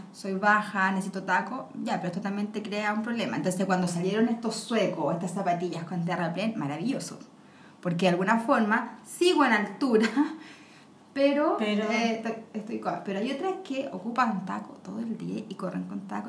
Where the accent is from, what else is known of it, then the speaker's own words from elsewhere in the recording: Chile; somos latinos